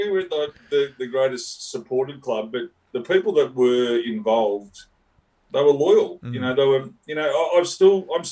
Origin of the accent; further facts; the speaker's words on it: Sunbury, Victoria, Australia; I was from Sunbury.